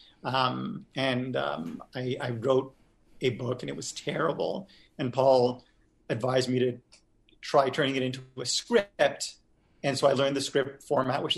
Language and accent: English; Montreal, Quebec, Canada; I grew up in Montreal